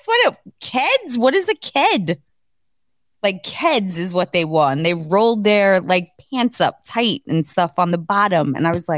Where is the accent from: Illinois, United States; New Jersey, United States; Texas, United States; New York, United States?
New York, United States; New York City; also born or lived in Queens, New York; I came from East New York, Brooklyn, where like people wore like Timberlands, Jordan